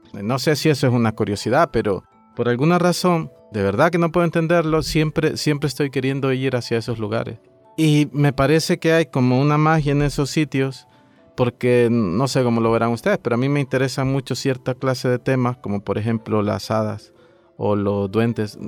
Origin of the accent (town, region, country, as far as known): El Salvador